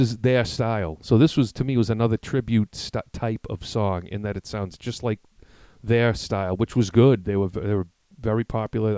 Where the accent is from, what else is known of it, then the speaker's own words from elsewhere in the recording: Massachusetts, United States; We're from Massachusetts.